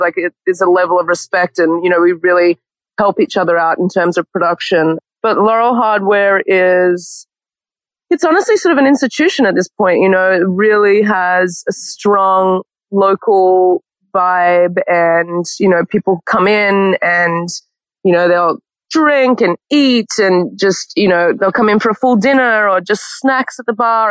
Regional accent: Canberra, Australian Capital Territory, Australia; moved away as an adult; also born or lived in Sydney, Australia / New York, United States; now in Los Angeles, United States; born and raised in Canberra, the capital of Australia

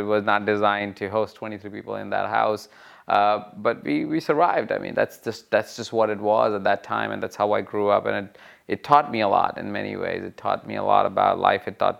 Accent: India; I think irrespective of the country that you come from, I came from India, you can come from Macedonia

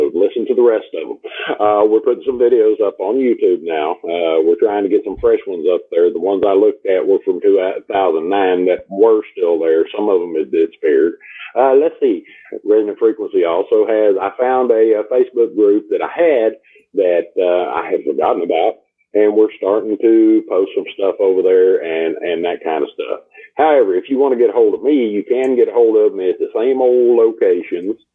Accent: Texas, United States; I'm from Texas

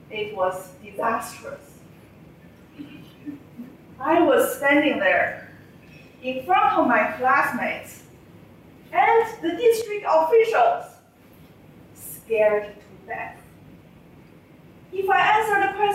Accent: China; moved away; I learned growing up in China.

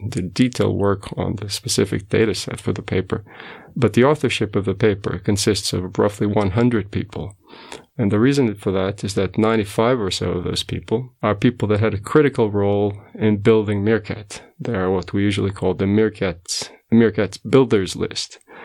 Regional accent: Portugal; moved away as an adult; also born or lived in United States; now in South Africa; I was born in Portugal, and then when I was eighteen, I went to the U S to study

